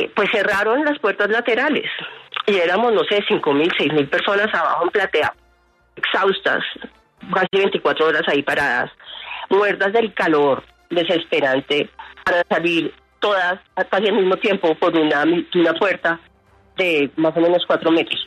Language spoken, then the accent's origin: Spanish; Bogotá, Colombia; los que vamos a esos eventos somos de Bogotá